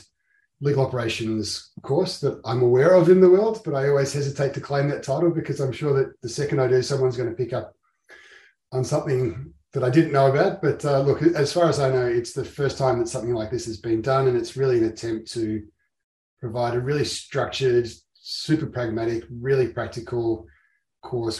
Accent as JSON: {"language": "English", "town": "Melbourne", "region": "Victoria", "country": "Australia", "said": "I'm a lawyer from Melbourne in Victoria, Australia"}